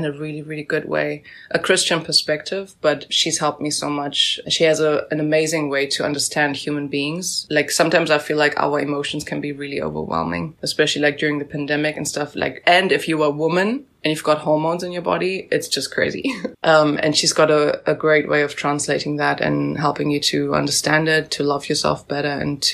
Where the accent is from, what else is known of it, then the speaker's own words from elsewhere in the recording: South Africa; moved away; I'm from South Africa